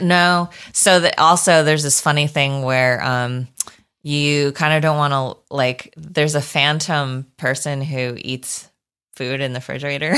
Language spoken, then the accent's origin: English; New Berlin, Wisconsin, United States; moved away; I'm from Wisconsin